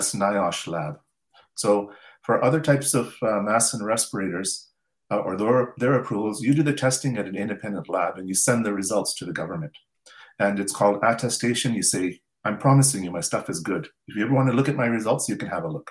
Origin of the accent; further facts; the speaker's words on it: Canada; as a Canadian engineer